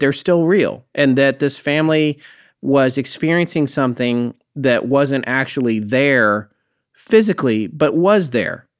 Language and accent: English; North Carolina, United States; my home state of North Carolina